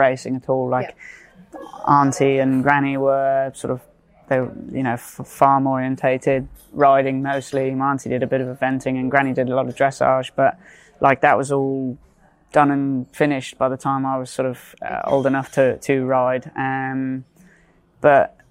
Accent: Cheltenham, South West England, United Kingdom; growing up near Cheltenham

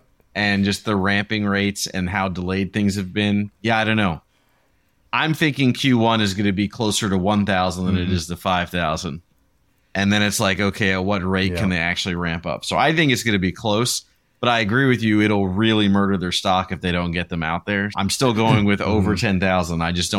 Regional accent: East Coast, United States; I grew up on the East Coast, so I think east to west

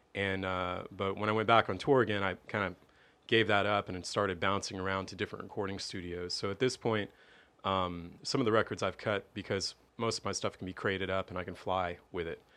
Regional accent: Tampa, Florida, United States; I was born here in Tampa in an area of town called Suitcase City

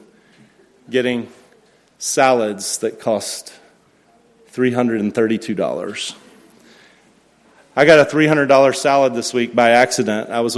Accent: United States; I'm an American

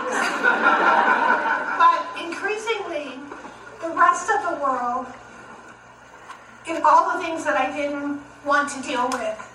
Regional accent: Hopkinsville, Kentucky, United States; moved away as an adult; When I grew up in Hopkinsville

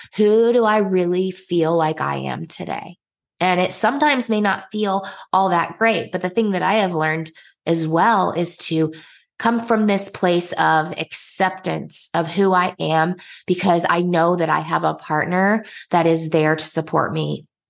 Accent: Indiana, United States; moved away as an adult; also born or lived in Nigeria; we ended up moving back to my home state, which is Indiana

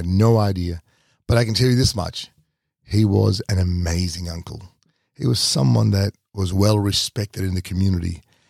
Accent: Doomadgee, Queensland, Australia; And this was the house, my first house that I grew up in Doomadgee.

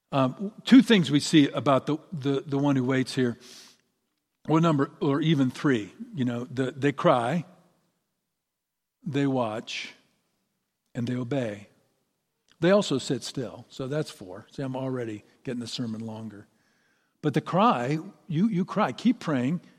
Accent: Ireland; And of course, I'm Irish, so that's not saying a lot, but still.

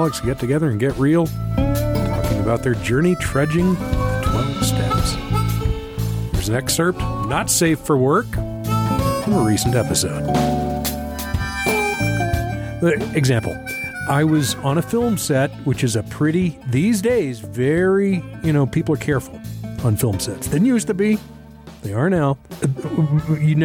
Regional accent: Texas, United States; I grew up in Texas in the 70s

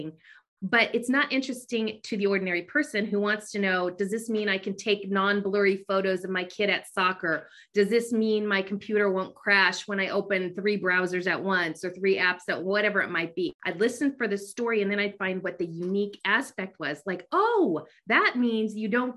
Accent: Bay Area, California, United States; I grew up in California in the Bay Area.

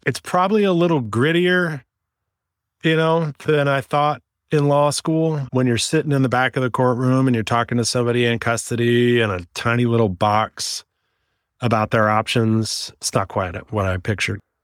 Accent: Oakland, California, United States; also born or lived in San Diego; I was born and raised in Oakland, California. I'm a local kid.

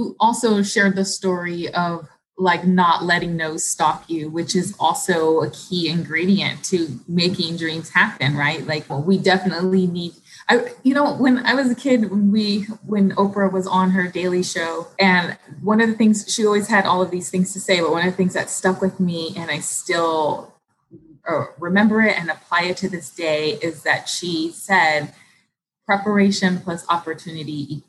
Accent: Los Angeles, California, United States; because we grew up in Los Angeles and our family was on the East Coast.

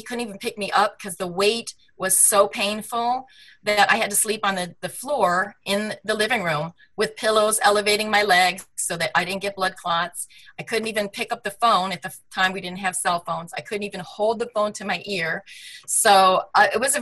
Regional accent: Michigan, United States; also born or lived in Manhattan, New York; now in California, United States; I'm a girl from the Midwest. I grew up in Michigan

